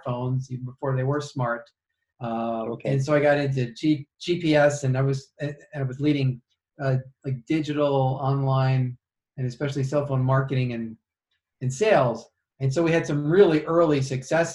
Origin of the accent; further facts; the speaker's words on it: Yonkers, New York, United States; also born or lived in Chicago, United States; now in Kansas City, United States; I grew up in Yonkers, just outside New York